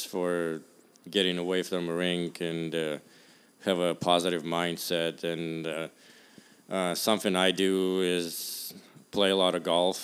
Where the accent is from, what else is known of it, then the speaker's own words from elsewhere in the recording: Russia; also born or lived in Arizona; now in San Jose, United States; I'm from Russia